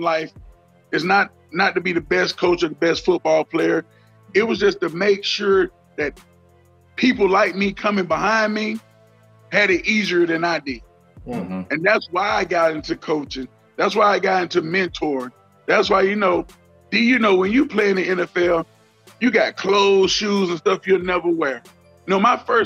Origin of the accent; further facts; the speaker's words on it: Deep South, United States; I grew up in the Deep South